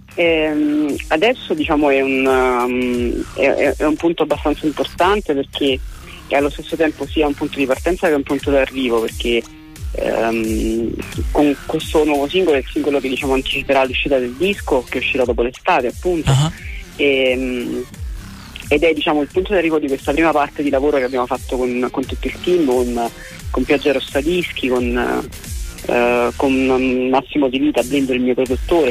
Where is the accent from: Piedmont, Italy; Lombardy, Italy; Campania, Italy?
Campania, Italy; Naples; io sono, sono di Napoli anche se scrivo in italiano